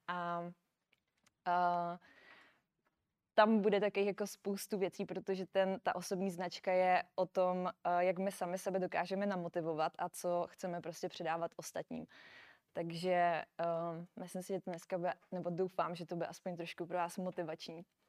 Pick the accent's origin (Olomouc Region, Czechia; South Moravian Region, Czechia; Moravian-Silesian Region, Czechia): South Moravian Region, Czechia; Brno; moved away as an adult; now in Prague, Czech Republic; nejsem z Prahy, já jsem z Brna. Takže, takže jsem se přestěhovala do Prahy